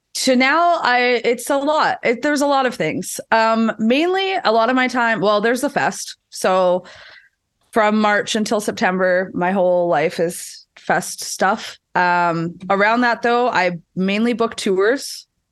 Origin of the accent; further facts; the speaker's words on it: Winnipeg, Manitoba, Canada; I'm also from Winnipeg, so I don't know if you've ever been there, but it is the coldest place in this country